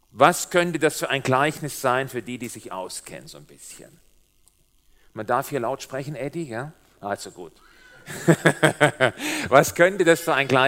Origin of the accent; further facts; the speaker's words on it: Baden-Württemberg, Germany; also born or lived in Switzerland; mein komischer Dialekt, so klingt das, wenn ein Schwabe der sehr lange Zeit in der Schweiz gelebt hat, jetzt versucht, Hochdeutsch zu reden. Es geht nicht. Als wir vor vier Jahren hierher gezogen sind aus der Schweiz